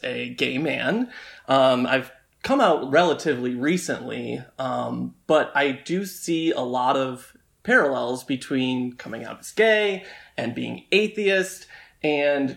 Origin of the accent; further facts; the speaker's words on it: Tecumseh, Michigan, United States; moved away; growing up in Tecumseh